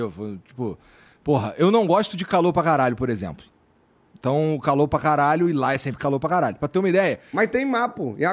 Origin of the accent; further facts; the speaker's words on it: Bom Jesus da Lapa, Bahia, Brazil; Quando eu vou lá pra minha terra, lá na Bahia, lá Bom Jesus da Lapa